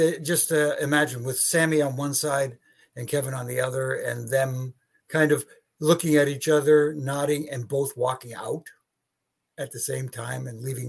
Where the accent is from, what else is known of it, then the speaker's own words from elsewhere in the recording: Canada; my fellow Canadian